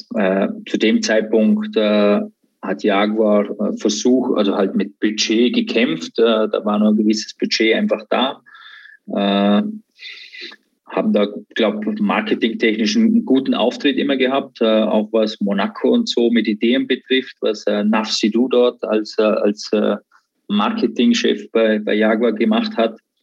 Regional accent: Austria; born or raised there

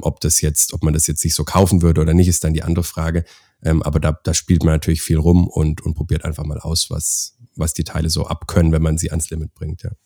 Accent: Schweinfurt, Bavaria, Germany; also born or lived in Augsburg; bin selber Deutscher, ähm, bin auch gebürtig aus der Ecke Schweinfurt

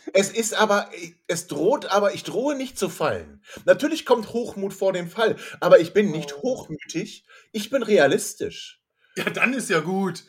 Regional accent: Hanover, Lower Saxony, Germany; sind wir Hannoveraner

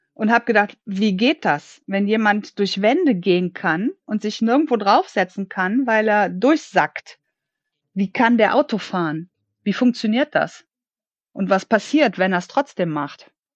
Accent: Germany; now in Cologne, Germany; gebürtig aus der Eifel und in der Hauptsache in Köln lebend

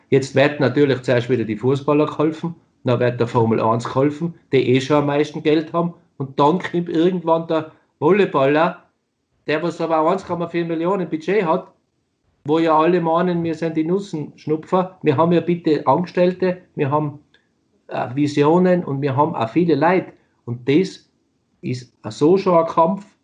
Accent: Austria; now in Germany; ich meine, nochmal, ich bin ein Österreicher, der es geschafft hat, in Deutschland zu spielen.

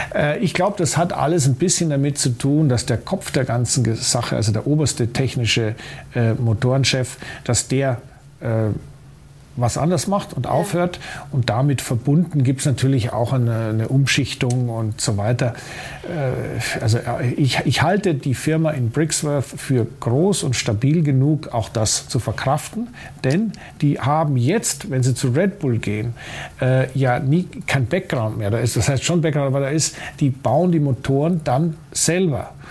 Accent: Munich, Bavaria, Germany; als Münchner ist man durchaus in der Lage, der österreichischen Sprache zu folgen

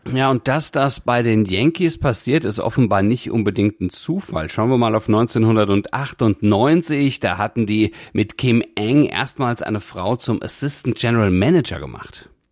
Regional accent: Hesse, Germany; als Hesse

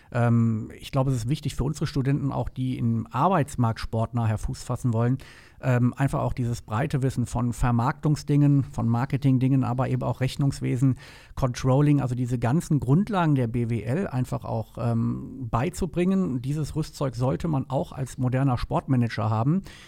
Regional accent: Rhineland, Germany; also born or lived in Palatinate / Bonn; ich bin gebürtiger Pfälzer, ähm, lebe aber schon eigentlich mein ganzes Leben im Rheinland

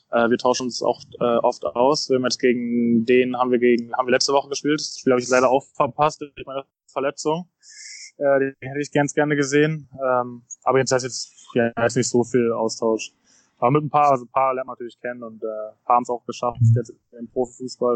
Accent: Berlin, Germany; moved away as an adult; also born or lived in United States; now in Cincinnati, United States; Berlin ist auch meine Heimat, ähm, mein, mein Kindheitsverein.

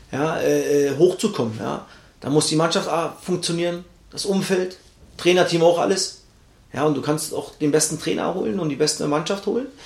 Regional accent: East Germany, Germany; schwieriges Wort für mich als Ossi.

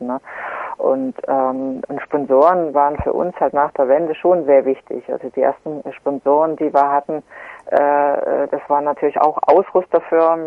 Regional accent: Gera, Thuringia, Germany; born or raised there

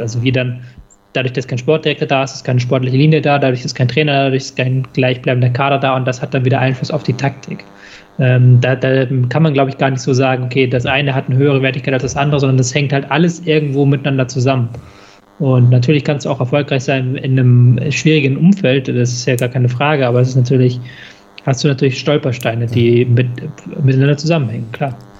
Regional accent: Hamburg, Germany; ich als Hamburger

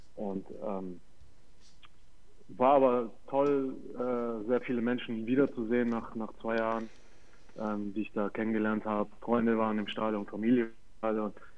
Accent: Fürth, Bavaria, Germany; moved away as an adult; also born or lived in Hannover; Ich war dort auf der Schule, bin da aufgewachsen in Fürth

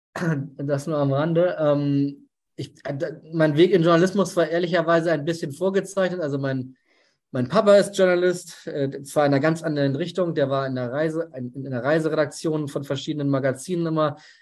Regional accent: Hamburg, Germany; ich bin Hamburger

